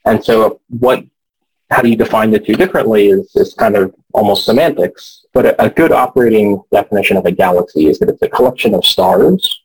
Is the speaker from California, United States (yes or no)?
no; Houston, Texas, United States; moved away; I grew up in Houston, so I was sort of surrounded by NASA stuff